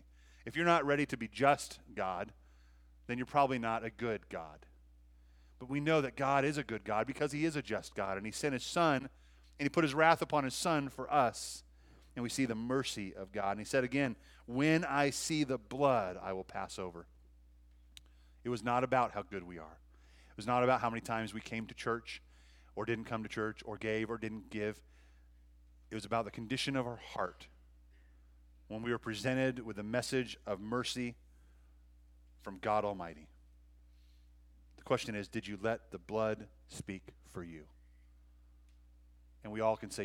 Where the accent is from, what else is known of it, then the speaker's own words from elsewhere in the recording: Montana, United States; moved away; I love Montana. It's my hometown